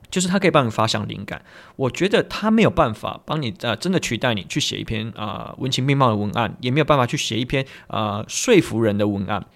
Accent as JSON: {"language": "Chinese", "region": "Tainan", "country": "Taiwan", "said": "比方说我是台南人，所以我找一些台南相关资料"}